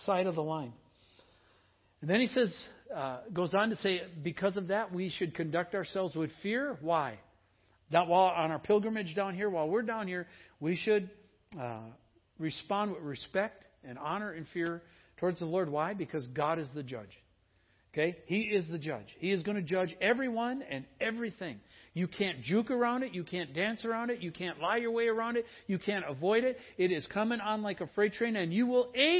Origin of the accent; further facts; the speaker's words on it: Midwest, United States; growing up in the Midwest